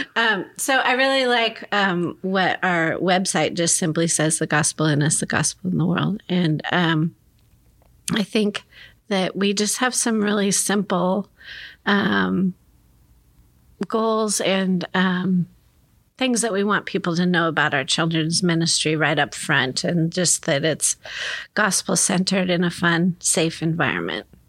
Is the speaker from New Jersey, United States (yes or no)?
no; Gresham, Oregon, United States; also born or lived in Chicago; I grew up in Gresham